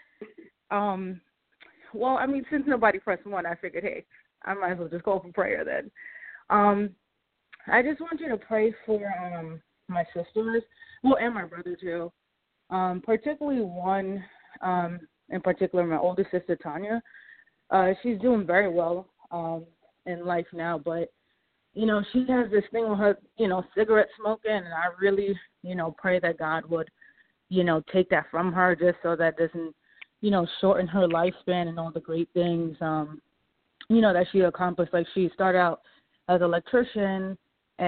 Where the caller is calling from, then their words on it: New York, United States; I'm calling from New York